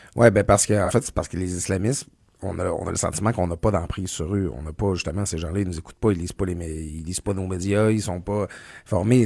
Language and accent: French; Quebec, Canada; born or raised there